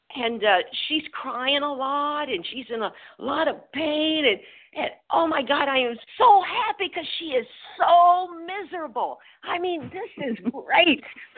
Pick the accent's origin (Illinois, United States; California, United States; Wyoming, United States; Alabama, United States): Illinois, United States; St. Louis area; I'm from Illinois looking at the Gateway Arch. I'm close to Missouri. But anyway, I say St. Louis area.